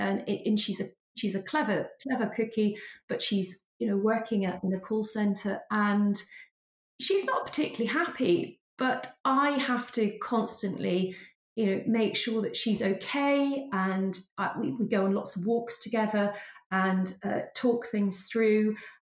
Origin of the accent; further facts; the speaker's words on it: Wales, United Kingdom; I sound, you know, quite English speaking, I'm actually a Welsh person from a very ordinary working background.